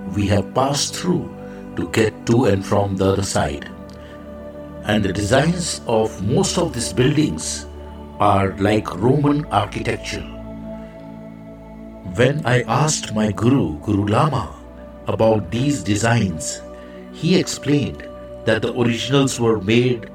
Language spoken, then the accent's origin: English; India; I am the Indian monk.